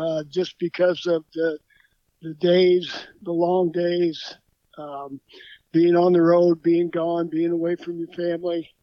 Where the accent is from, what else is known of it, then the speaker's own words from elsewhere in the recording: Evansville, Indiana, United States; moved away as an adult; also born or lived in Illinois / Minnesota; born and raised in Evansville, Indiana